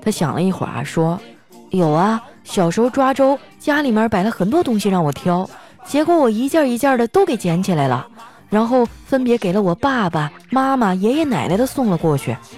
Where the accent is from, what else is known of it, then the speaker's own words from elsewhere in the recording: Northeast China, China; 作为一个东北人，我最受不了的就是我已经两个礼拜没有搓澡了